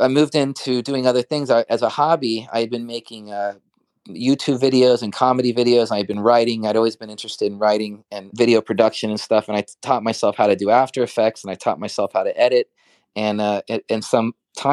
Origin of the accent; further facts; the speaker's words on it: Florida, United States; moved away as an adult; now in New York, United States; I was born in the United States. My father's from Mexico. My mother and her side of family are American. I grew up in Florida, and I moved to New York in 1999